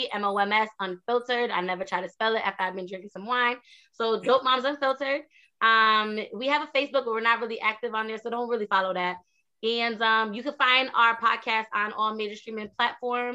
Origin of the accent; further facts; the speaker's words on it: Bridgeport, Connecticut, United States; I'm from Bridgeport. Okay. Like I'm from like the hood, like that's just where I'm from.